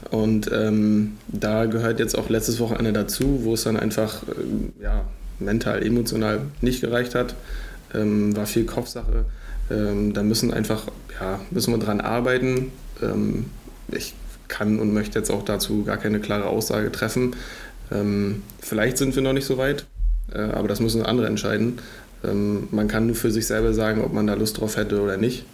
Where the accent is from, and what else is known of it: Greifswald, Mecklenburg-Vorpommern, Germany; born or raised there